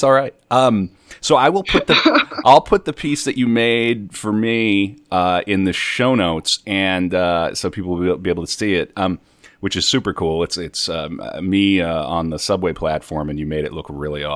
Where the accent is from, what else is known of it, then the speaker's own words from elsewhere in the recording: North Dakota, United States; now in New York, United States; I'm from North Dakota